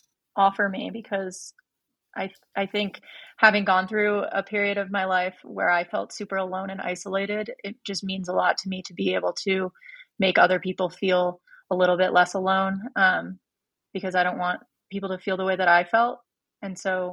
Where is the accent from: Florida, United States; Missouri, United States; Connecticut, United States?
Connecticut, United States; moved away as an adult; also born or lived in Vermont / New York City; I grew up in Connecticut